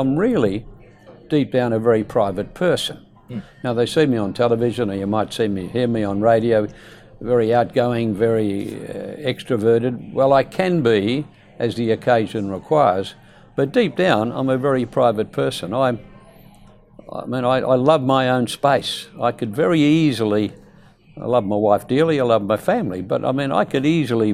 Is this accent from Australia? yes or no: yes; Perth, Western Australia, Australia; also born or lived in East Fremantle; I was born in Beaconsfield. And in those days, that part of Perth was what the economists would call a low socio-economic demographic.